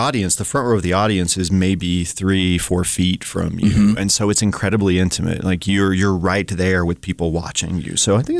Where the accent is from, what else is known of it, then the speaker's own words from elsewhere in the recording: Tennessee, United States; also born or lived in Colorado / Louisville, Kentucky / New York / North Carolina; now in Missoula, United States; I moved here from Louisville, Kentucky. Before that, I spent some time in New York, but I've lived in North Carolina. I grew up in Tennessee, born in Colorado.